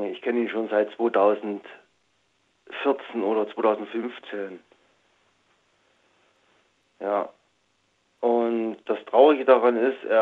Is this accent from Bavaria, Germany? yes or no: no; Saxony, Germany; über einen guten Freund aus meiner Heimat Sachsen